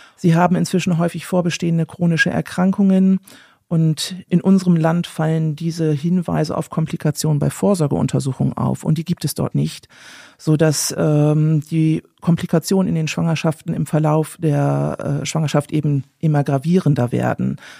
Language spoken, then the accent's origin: German; Germany; als Deutscher